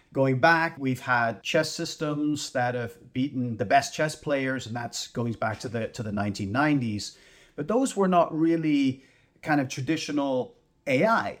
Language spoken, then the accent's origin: English; Canada; as a Canadian